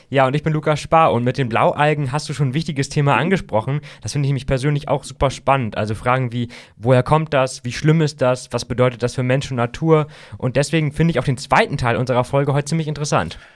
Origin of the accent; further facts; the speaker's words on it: Barnstorf, Lower Saxony, Germany; bin ich damals im Raum Bahnsdorf ja aufgewachsen, im Kreis Diepholz.